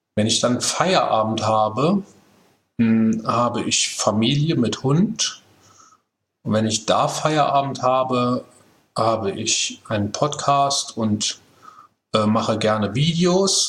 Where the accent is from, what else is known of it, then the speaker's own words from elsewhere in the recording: Saarland, Germany; Wir sind da ja als, als Saarländer